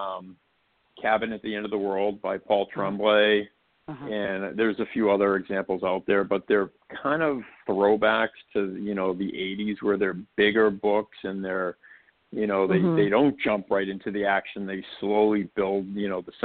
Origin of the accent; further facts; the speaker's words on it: Malden, Massachusetts, United States; also born or lived in Rockland, Massachusetts; I grew up in Malden